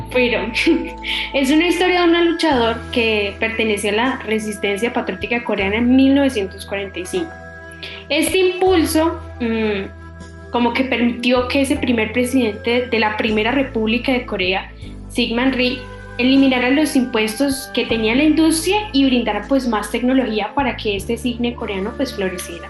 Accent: Colombia; también soy de Colombia

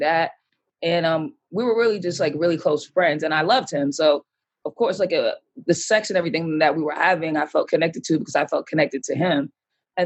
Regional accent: Boston, Massachusetts, United States; also born or lived in Atlanta, Georgia; now in New York, United States; I grew up in Boston. I'm from Boston

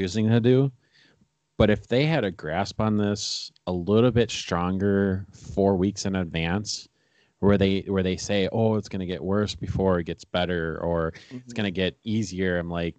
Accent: Milwaukee, Wisconsin, United States; I grew up in the Milwaukee County area and been living here my whole life

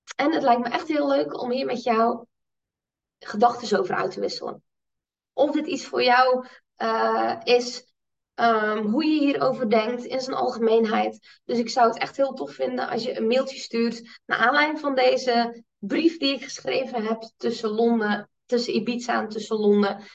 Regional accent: Netherlands; als Nederlanders

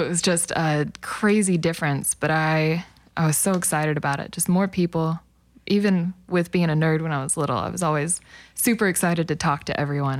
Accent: El Reno, Oklahoma, United States; also born or lived in Hinton, Oklahoma; I grew up in El Reno

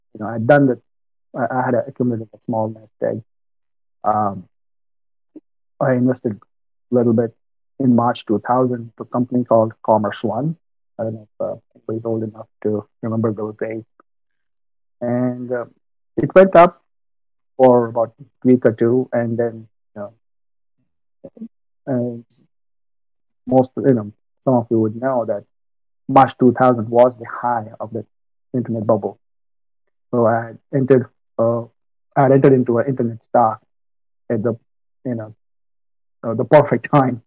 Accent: Mumbai, Maharashtra, India; moved away as an adult; also born or lived in Northeast U.S.; now in United States; I'm from India, born and brought up in Mumbai.

